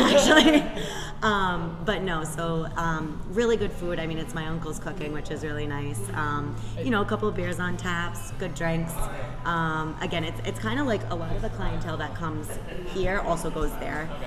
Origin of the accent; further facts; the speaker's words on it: North Providence, Rhode Island, United States; now in Johnston, United States; I grew up in North Providence. I live in Johnston, and I work in Cranston